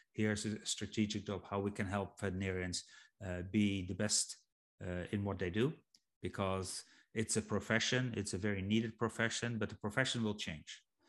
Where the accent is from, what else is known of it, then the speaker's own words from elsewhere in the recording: Netherlands; I'm from Holland